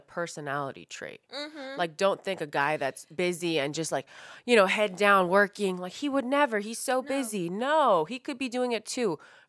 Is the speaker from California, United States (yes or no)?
yes; San Francisco, California, United States; Yeah, you guys have to remember, we're from San Francisco, like the tech capital